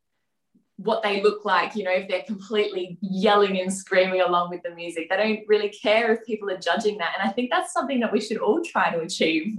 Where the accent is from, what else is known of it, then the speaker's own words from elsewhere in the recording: Australia; we're very, very proud obviously to be Australian as well. There's some really nice Australian cultural elements that we've experienced as we've grown up